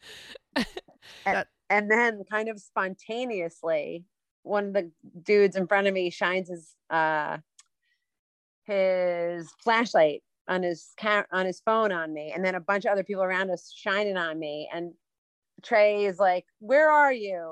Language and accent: English; Westchester, New York, United States; I grew up in Westchester.